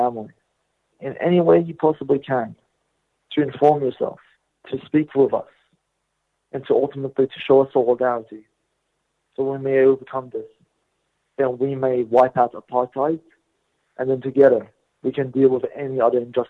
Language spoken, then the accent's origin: English; Australia; I was born here in Australia